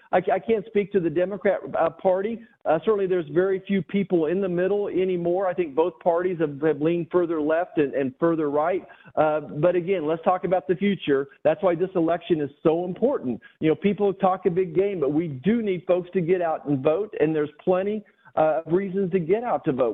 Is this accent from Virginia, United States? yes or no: no; Great Bend, Kansas, United States; my hometown of Great Bend, Kansas